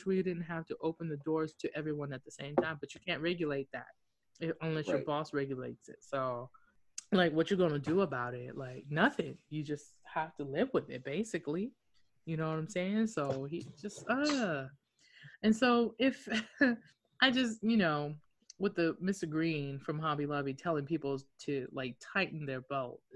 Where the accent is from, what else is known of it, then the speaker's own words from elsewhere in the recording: Okinawa, Japan; I'm from Okinawa, speak Japanese and Hokkien.